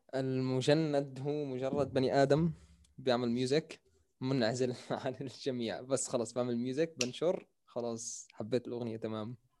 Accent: Jordan; accent: Jordanian; also born or lived in Syria; انا تقريبا من زمان هون مان انا شبه مولود في الاردن

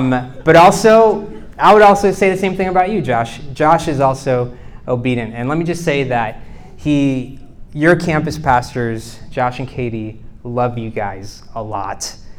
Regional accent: Charlottesville, Virginia, United States; Even though I come from Charlottesville, I'm not of Charlottesville, so you know, let's just kind of leave that at that.

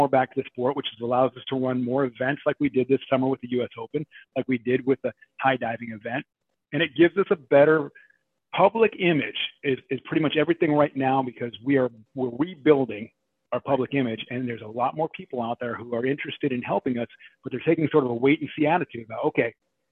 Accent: Oregon, United States; I grew up in Oregon. So, and I dove in a little town, you know, called Eugene

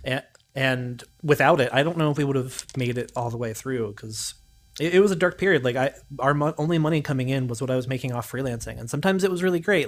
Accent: Gallipolis, Ohio, United States; moved away as an adult; also born or lived in Athens, Ohio; now in Austin, United States; I was originally from Gallipolis, Ohio, which, if anybody doesn't know, is way down in the ass crack of Appalachia

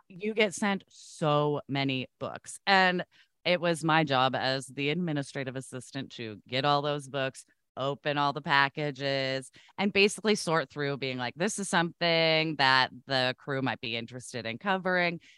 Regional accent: Oregon, United States; I grew up in Oregon

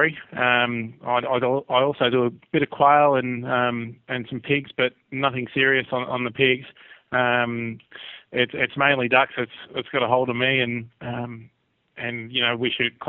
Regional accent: Australia; as Aussie duck hunters

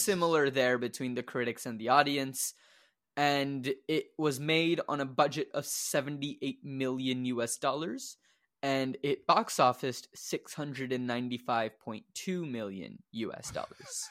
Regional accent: Louisville, Kentucky, United States; born or raised there

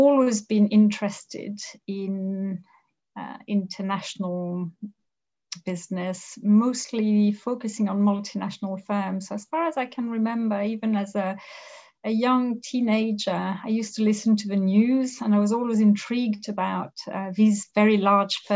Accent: Thoissey, Auvergne-Rhône-Alpes, France; I grew up in France. I was born in France in a small town called Toisset, which is lovely. It's on the outskirts of a region called Le Beaujolais

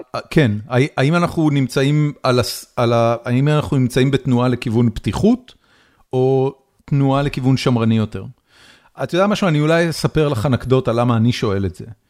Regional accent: Israel; moved away as an adult; now in United States; גדלתי בישראל, גיל 13, זה, זה בעצם אמצע סוף שנות ה-80

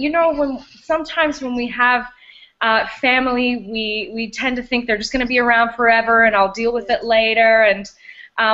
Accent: Australia; moved away as an adult; now in Canada; I'm originally from Australia. I'm an Aussie at heart, and I've lived in Canada now for about 9 years

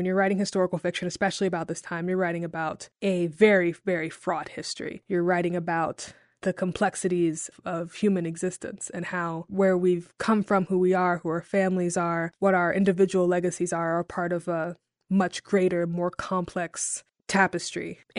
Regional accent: Jackson, Tennessee, United States; also born or lived in Chicago; now in Memphis, United States; Well, I grew up in Jackson, Tennessee, which is about an hour outside of Memphis, and that's where I lived most of my life, all the way up until college

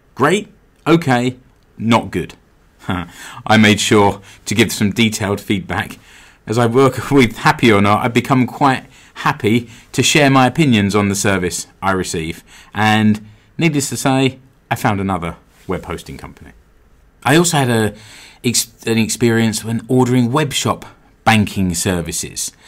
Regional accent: United Kingdom; now in Seinäjoki, Finland; I'm British

